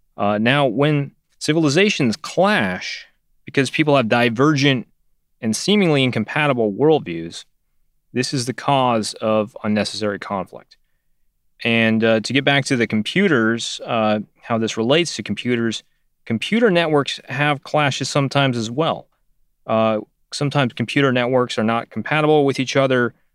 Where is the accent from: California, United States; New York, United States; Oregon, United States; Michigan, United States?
California, United States; Northern; I grew up in Northern California